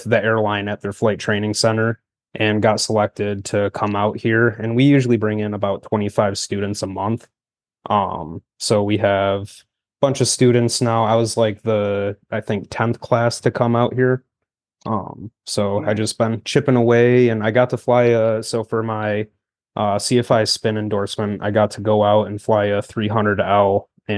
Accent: Buffalo, New York, United States; moved away as an adult; now in Arizona, United States; So originally, I'm from Buffalo, New York, and I got the opportunity to come out to a flight school out here in Arizona.

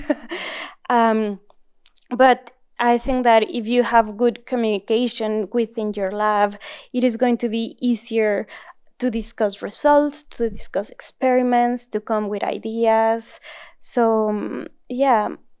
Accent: northern Mexico, Mexico; English is a second language; moved away as an adult; also born or lived in Germany; now in Southern California, United States; grew up in Mexico and also in the north of Mexico

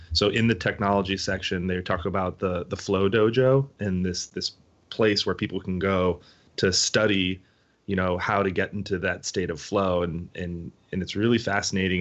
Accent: United States; our generation growing up in the United States

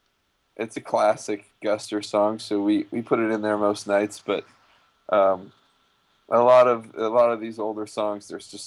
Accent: West Hartford, Connecticut, United States; I grew up in Connecticut.

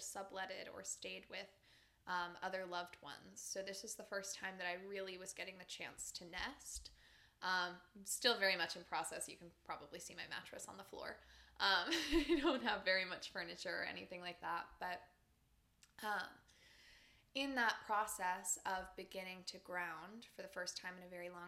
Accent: Pennsylvania, United States; moved away as an adult; I was still living in Pennsylvania at the time, and as I had said before, I had been living very nomadically before that, but I was at a rest period in my hometown

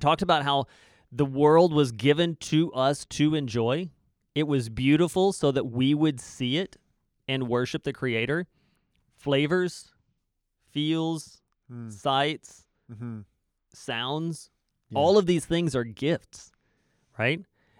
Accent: United States; now in Canada; People come to me wanting to talk American politics because I'm an American living in Canada.

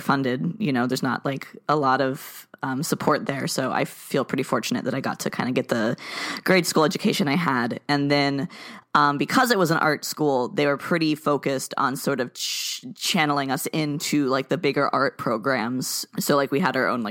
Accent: South Florida, United States; I grew up in South Florida

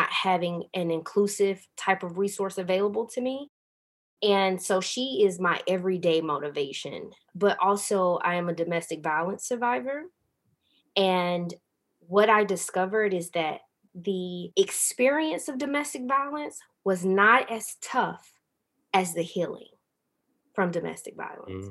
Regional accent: the South, United States; growing up in the South in a really deeply religious family

